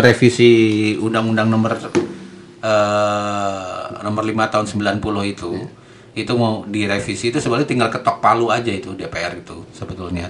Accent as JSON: {"language": "Indonesian", "region": "Java", "country": "Indonesia", "said": "saya orang Jawa"}